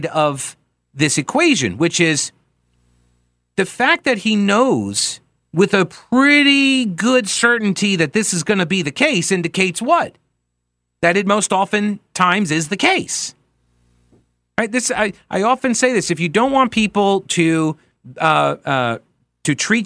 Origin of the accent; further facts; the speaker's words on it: Long Island, New York, United States; now in North Carolina, United States; I'm originally from Long Island